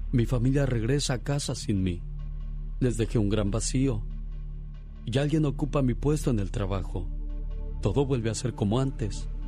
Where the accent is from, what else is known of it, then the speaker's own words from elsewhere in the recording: San Juan Mixtepec, Oaxaca, Mexico; now in United States; porque un día Salí de San Juan Mixtepec, Oaxaca. Pero San Juan Mixtepec, Oaxaca nunca salió de mí.